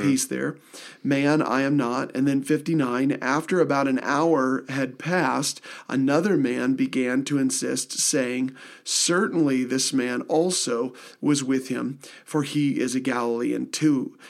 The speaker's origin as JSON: {"language": "English", "region": "Midwest", "country": "United States", "said": "I am from the Midwest, so I have, I have perfectly, Uh, awesome speech with no accent whatsoever"}